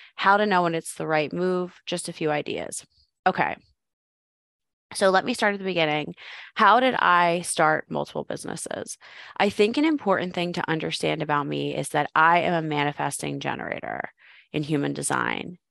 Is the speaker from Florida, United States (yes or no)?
no; Philadelphia, Pennsylvania, United States; moved away as an adult; also born or lived in Arizona; I'm from Philadelphia, sold all my stuff, moved to Arizona